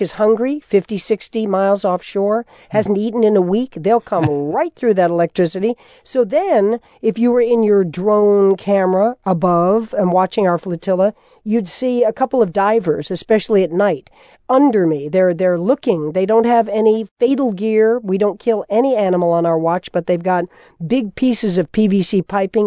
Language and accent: English; Florida, United States; That was my home state, also of Florida. I grew up as a kid during the Revolution, looking out over that water